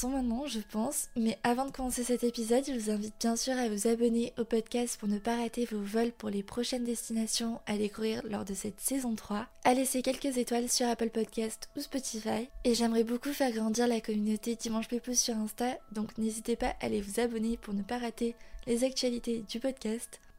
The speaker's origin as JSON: {"language": "French", "country": "Canada", "tie": "born or raised there", "moved": "yes", "said": "j'ai grandi là-bas au Canada"}